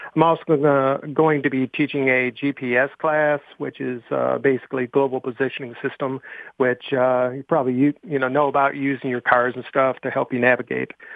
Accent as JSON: {"language": "English", "town": "Buffalo", "region": "New York", "country": "United States", "tie": "born or raised there", "said": "I grew up in Buffalo, New York"}